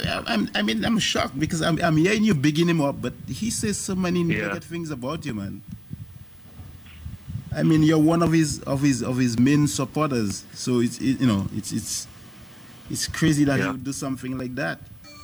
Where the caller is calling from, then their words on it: New York, United States; I'm calling. Uh-huh. I'm calling from New York.